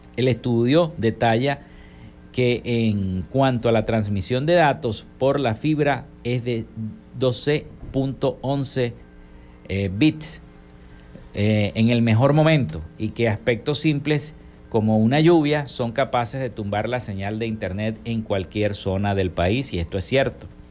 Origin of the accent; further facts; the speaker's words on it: Maracaibo, Zulia, Venezuela; nuestra ciudad de Maracaibo